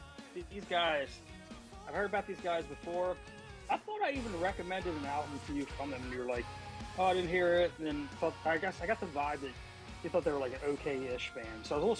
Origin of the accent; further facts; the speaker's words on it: South Australia, Australia; We're doing South Australia. I'm from Southern Australia.